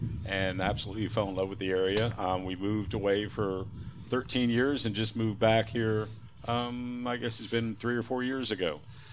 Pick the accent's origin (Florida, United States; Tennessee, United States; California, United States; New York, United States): Florida, United States; Fort Lauderdale; also born or lived in South Georgia; I grew up in Fort Lauderdale, so, you know, the whole beach thing is the way I live my life.